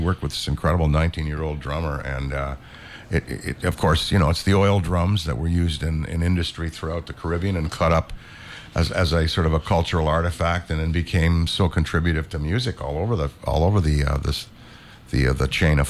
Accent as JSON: {"language": "English", "country": "Canada", "also_born_or_lived": "Chicago / Ottawa", "moved": "yes", "lives_now": "U.S. Virgin Islands", "said": "And now as a Canadian"}